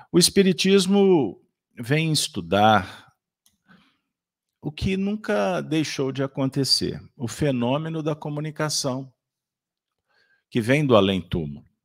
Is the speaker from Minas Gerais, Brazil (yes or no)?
yes; Minas Gerais, Brazil; Como bons mineiros, prometemos não fazer muita bagunça na casa de vocês.